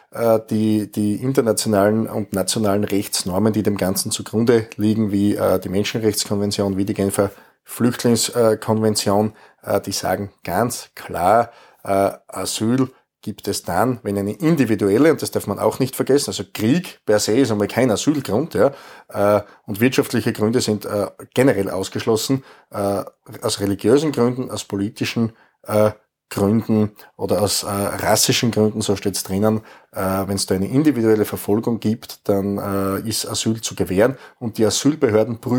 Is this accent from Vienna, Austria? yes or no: no; Styria, Austria; Insgesamt haben wir in meinem Heimatbundesland in der Steiermark mit Stand jetzt 500 Asylquartiere.